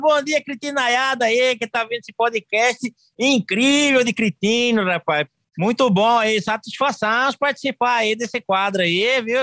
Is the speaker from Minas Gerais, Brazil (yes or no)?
no; Cuiabá, Mato Grosso, Brazil; accent: Cuiabano